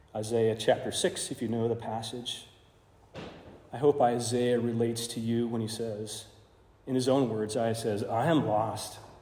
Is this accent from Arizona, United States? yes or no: yes; Arizona, United States; I grew up in Arizona. Uh, most of my teenage life there spent there too